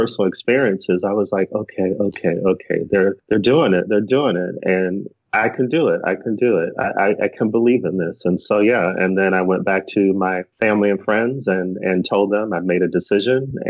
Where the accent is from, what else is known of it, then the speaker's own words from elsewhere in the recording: Arizona, United States; moved away as an adult; I'm from the West Coast, from Arizona originally